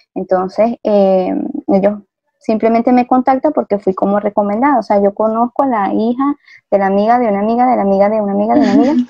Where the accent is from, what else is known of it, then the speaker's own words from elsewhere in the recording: Venezuela; moved away as an adult; now in Ecuador; aunque mis papás eran de aquí de Ecuador, pues yo nací en Venezuela